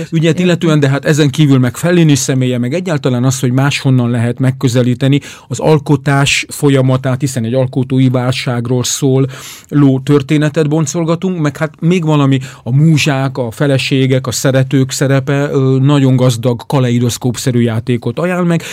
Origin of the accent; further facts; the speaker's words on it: Hungary; magyarként ott vagyunk